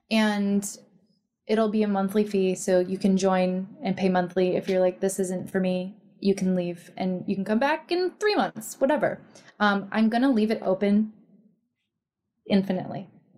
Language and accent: English; Midwest, United States; We're from the Midwest.